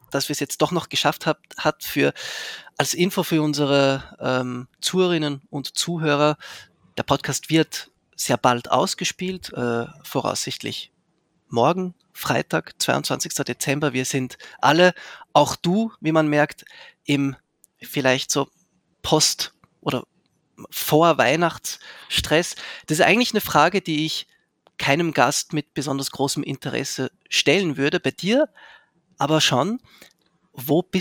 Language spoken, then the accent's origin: German; Zurich, Switzerland; Ich bin in Zürich aufgewachsen, darum kenne ah, ich die Kronenhalle.